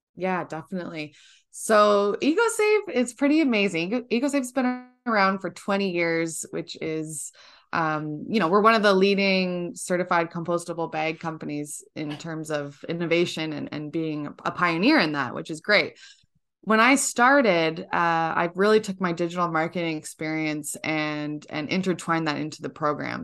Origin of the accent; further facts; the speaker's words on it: Georgina, Ontario, Canada; I'm from, uh, a small town in Georgina, Ontario, up in Canada.